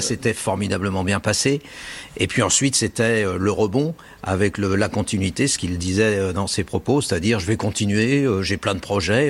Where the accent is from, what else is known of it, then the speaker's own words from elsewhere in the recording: Lyon, Auvergne-Rhône-Alpes, France; je suis lyonnais